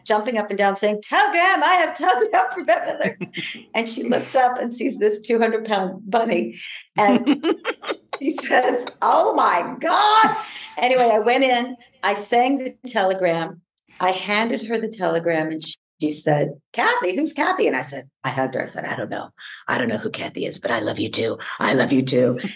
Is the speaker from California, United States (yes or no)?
yes; San Diego, California, United States; I grew up in Southeast San Diego